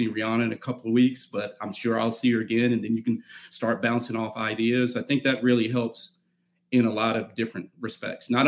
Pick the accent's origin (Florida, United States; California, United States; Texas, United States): Texas, United States; Dallas; now in Austin, United States; I'm actually from Dallas, went to University of North Texas